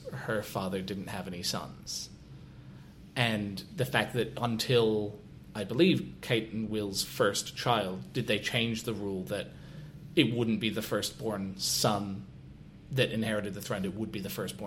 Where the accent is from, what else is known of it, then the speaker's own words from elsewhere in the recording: Scotland, United Kingdom; as a Scotsman